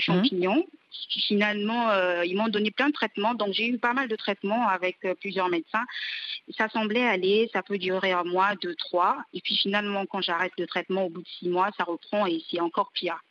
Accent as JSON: {"language": "French", "town": "Pointe-Noire", "country": "Republic of the Congo", "said": "d'Afrique, de chez moi au Congo"}